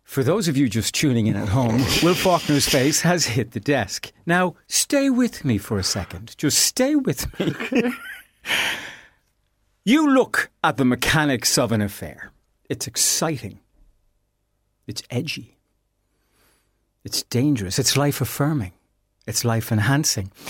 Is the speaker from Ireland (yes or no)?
yes; Ireland; as Irish people